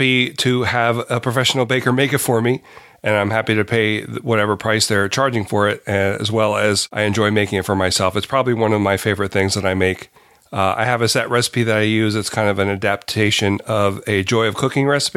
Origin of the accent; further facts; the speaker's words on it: Delaware, United States; I'm from Delaware, and I am a professional baker